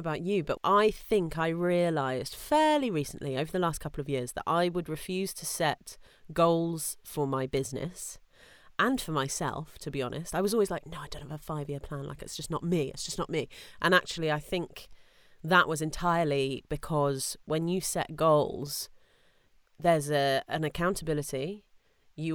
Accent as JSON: {"language": "English", "country": "United Kingdom", "said": "That is part of being British and part of being female, I think"}